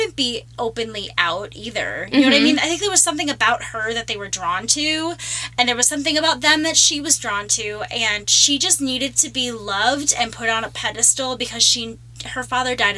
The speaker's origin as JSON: {"language": "English", "region": "Minnesota", "country": "United States", "said": "We're both from Minnesota"}